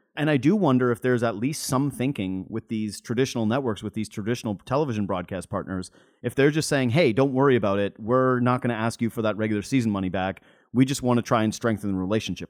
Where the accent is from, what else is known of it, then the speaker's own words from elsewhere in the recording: Whitehorse, Yukon, Canada; now in Ontario, Canada; I'm from White Horse Yukon